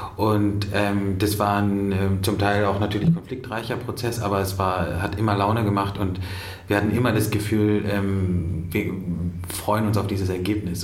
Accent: Berlin, Germany; Ich komme aus Berlin, aus, aus, aus West-Berlin

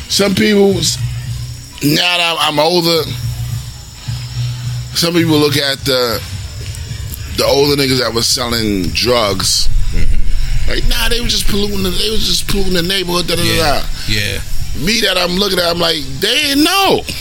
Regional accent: Brooklyn, New York, United States; I was from I came from Brooklyn mm-hmm. to come out here. I'm thinking it's just soft out here.

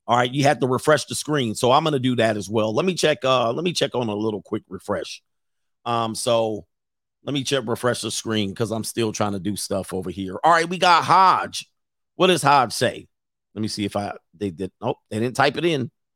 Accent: San Fernando Valley, California, United States; I grew up in the San Fernando Valley in my teenage years

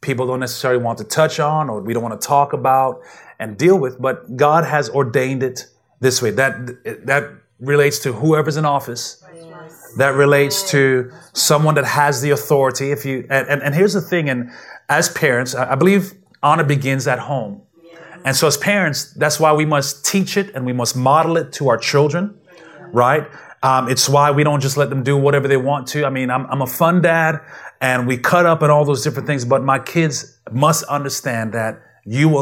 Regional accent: U.S. Virgin Islands; moved away; I grew up in St. Thomas, Virgin Islands

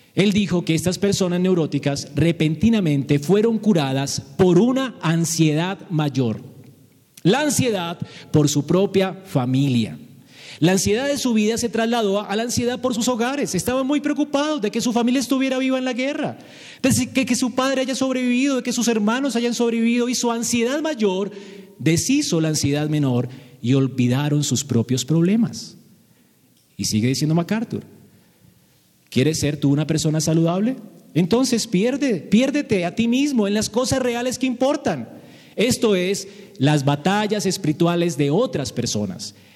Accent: Bogotá, Colombia; Como bogotanos

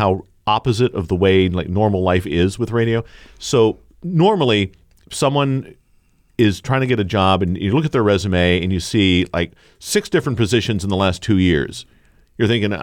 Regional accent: Concord, New Hampshire, United States; also born or lived in Weare, New Hampshire / Burlington, Vermont; now in Warner, United States; I grew up here and in Ware, actually, and I would, Concord was my home away from home

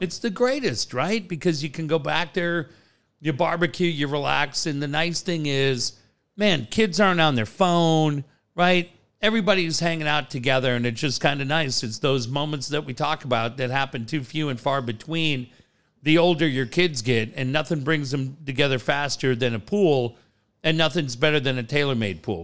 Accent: Cardiff, California, United States; Growing up in Cardiff

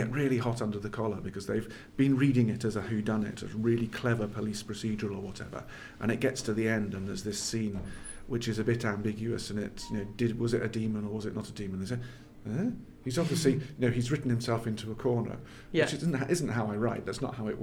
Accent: England, United Kingdom; I grew up in England, but I had Scottish ancestry

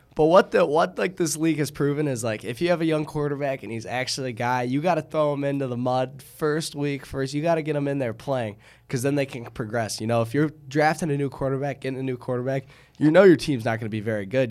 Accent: Michigan, United States; born or raised there

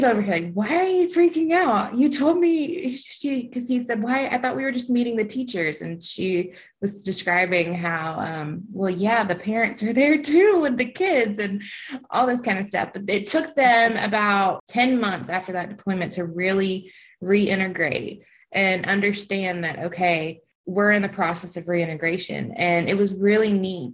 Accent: Alabama, United States; moved away as an adult; also born or lived in Kansas; I'm from Alabama

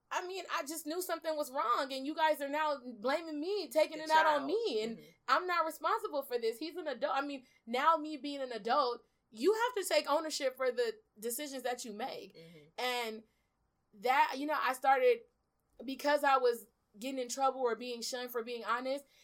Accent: Los Angeles, California, United States; also born or lived in Belize; I'm originally from Belize. I was born there, and I came to California to South Central with my mom mm-hmm. when I was about three years old, almost turning four.

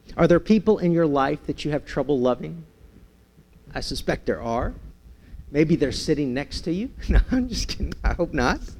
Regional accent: San Francisco, California, United States; growing up in San Francisco

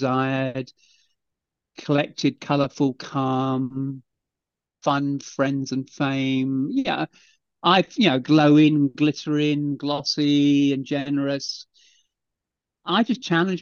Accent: England, United Kingdom; I'm just English, so I've done it in English

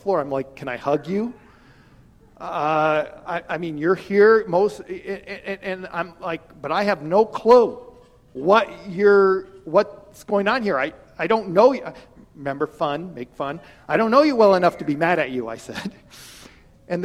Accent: Wyoming, United States; I'm from an ag area. I'm from Wyoming

